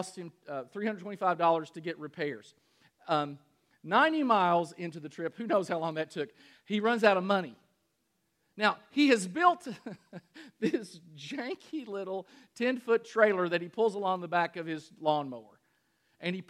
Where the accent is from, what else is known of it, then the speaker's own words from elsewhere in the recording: Danville, Kentucky, United States; In Danville, Kentucky, my hometown